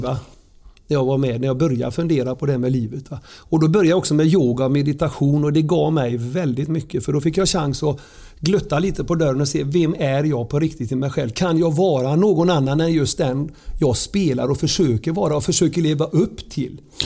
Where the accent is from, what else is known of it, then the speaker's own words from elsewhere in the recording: Surte, Västra Götaland, Sweden; så växte jag upp i Sörte, nära kyrkogården. Surte brukssamhälle